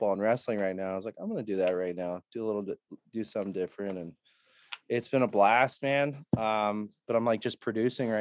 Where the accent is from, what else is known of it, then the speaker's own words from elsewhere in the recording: United States; an American guy